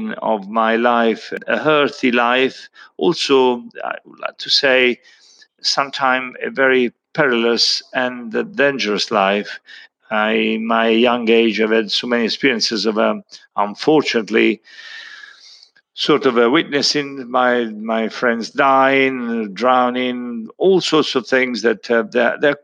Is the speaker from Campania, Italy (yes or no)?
no; Montepulciano, Tuscany, Italy; moved away; I was born in 1952 in Montepulciano, which is Italy, and Tuscany